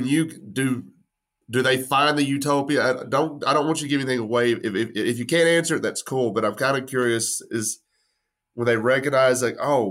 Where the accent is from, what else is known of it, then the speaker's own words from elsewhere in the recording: West Texas, United States; I'm from West Texas. I'm not Italian